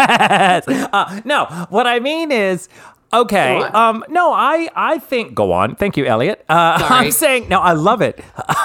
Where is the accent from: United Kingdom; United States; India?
United States; the South; Well, I'm from the South.